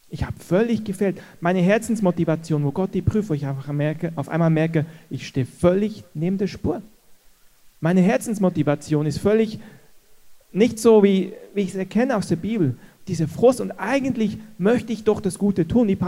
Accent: Switzerland; als Schweizer, Deutsch vorbereitet

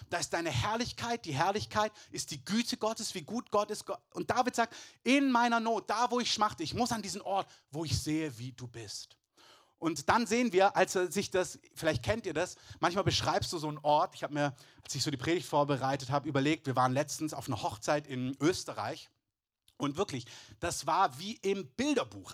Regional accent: Southern Germany, Germany; ich bin in, in Süddeutschland groß geworden, meine halbe Verwandtschaft kommt aber aus dem Elsass

